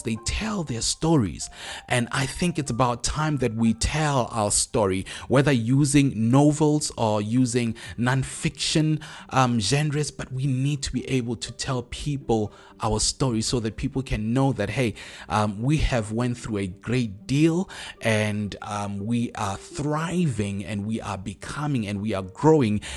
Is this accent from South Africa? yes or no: yes; South Africa; as South African writers.